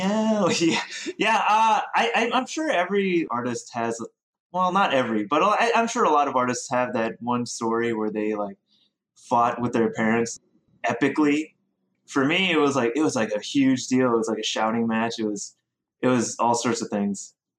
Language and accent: English; South Korea; also born or lived in Ohio / Oregon; now in United States; I'm from all over the place. I grew up in Korea. I went to school in Rhode Island. I worked in Boston. I grew up in Oregon as well.